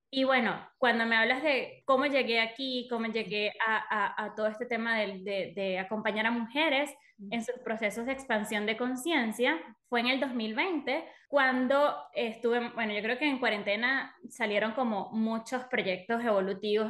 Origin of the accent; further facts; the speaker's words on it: Venezuela; moved away as an adult; yo soy venezolana, Hace siete años que me mudé a este país